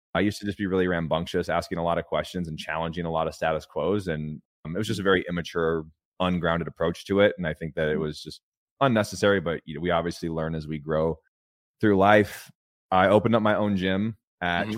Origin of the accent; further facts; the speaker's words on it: California, United States; I grew up in a trailer park in California.